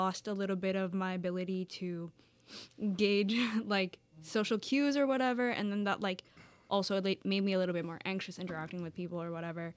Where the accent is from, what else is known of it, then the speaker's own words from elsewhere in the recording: New York City, New York, United States; I'm from the Bronx in New York City